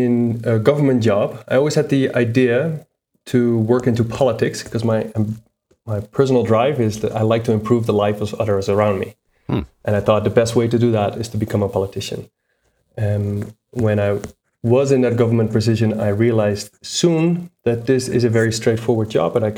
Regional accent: Netherlands; moved away as an adult; also born or lived in United States; now in Bogota, Colombia; I am originally from the Netherlands, as my accent cannot hide. And I currently live in Bogota, Colombia

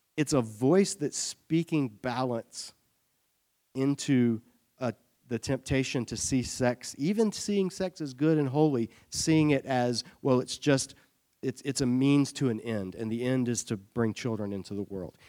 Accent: Savannah, Georgia, United States; I grew up in Savannah, Georgia.

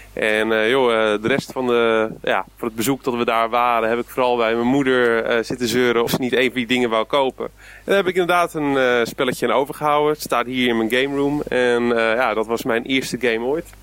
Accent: Gouda, South Holland, Netherlands; in Gouda, waar ik vandaan kom

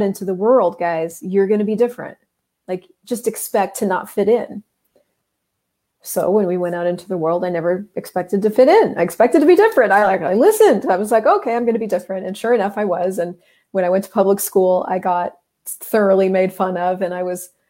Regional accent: United States; I grew up in the United States

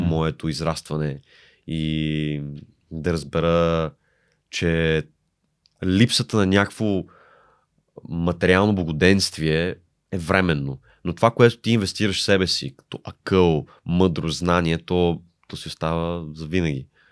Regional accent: Bulgaria; moved away as an adult; also born or lived in Italy; аз съм от България

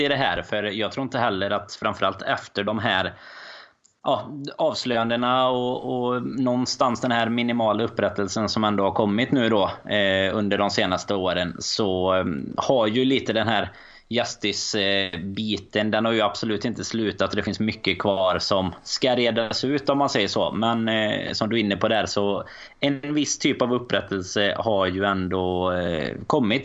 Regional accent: Sweden

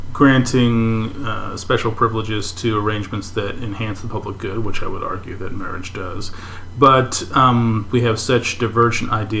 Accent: Kansas, United States; I'm from Kansas

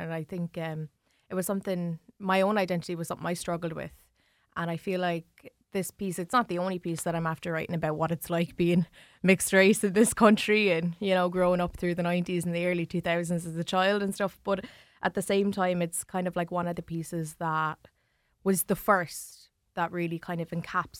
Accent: New Ross, County Wexford, Ireland; Like, I grew up in New Ross and I grew up with white family and I love them all to pieces, you know.

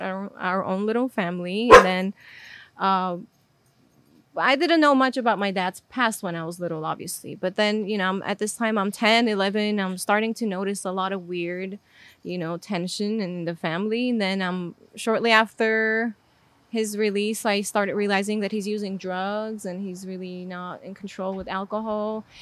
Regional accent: Armenia; English is a second language; moved away; so I was born and raised in Armenia.

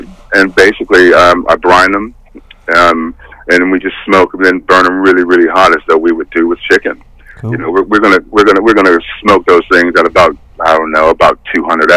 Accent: Pomona, California, United States; moved away as an adult; also born or lived in Louisiana; now in United Kingdom; I grew up in Pomona, just outside of Los Angeles

